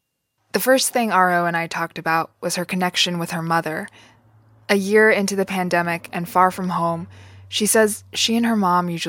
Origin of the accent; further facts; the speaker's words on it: San Francisco Bay Area, California, United States; In the Bay Area. I grew up in the Bay.